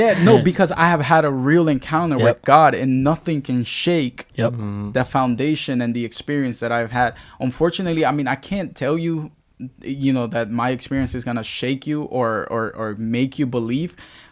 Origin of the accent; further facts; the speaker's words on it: Baltimore, Maryland, United States; It was the town that I grew up in. It was the school that I grew up in. It was because I grew up in Baltimore.